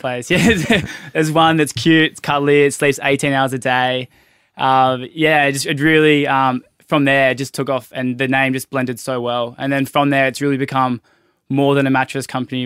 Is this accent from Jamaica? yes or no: no; Byron Bay, New South Wales, Australia; moved away as an adult; now in Sydney, Australia; we both grew up in Byron Bay. I grew, I grew up in the Pocket.